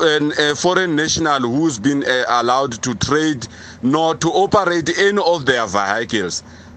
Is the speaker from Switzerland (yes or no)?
no; South Africa; It's no longer ours as South Africans, the people who belong to it.